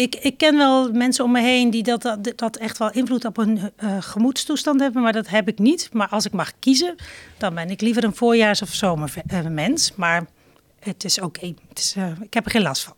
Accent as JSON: {"language": "Dutch", "town": "Zelhem", "region": "Gelderland", "country": "Netherlands", "tie": "born or raised there", "also_born_or_lived": "Doetinchem", "said": "geboren in Doetinchem en getogen in Zelhem"}